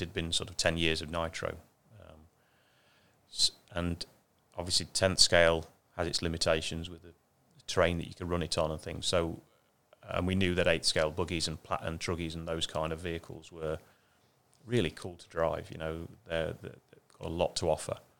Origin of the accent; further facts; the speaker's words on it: Ashby-de-la-Zouch, East Midlands, United Kingdom; moved away; I come from a little town that we call Ashby